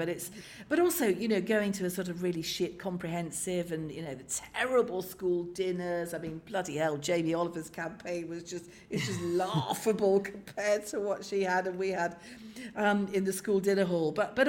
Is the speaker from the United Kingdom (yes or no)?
yes; Carlisle, North West England, United Kingdom; But sort of 70s and 80s growing up in Carlisle